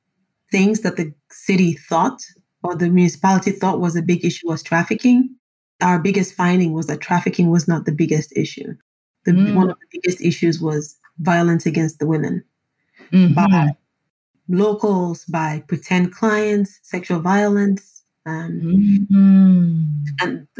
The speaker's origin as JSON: {"language": "English", "country": "Nigeria", "said": "I'm Nigerian"}